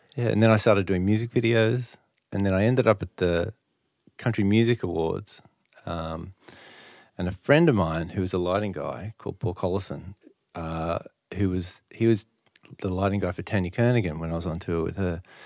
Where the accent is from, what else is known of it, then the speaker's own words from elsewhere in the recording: Sydney, New South Wales, Australia; I grew up in the North Shore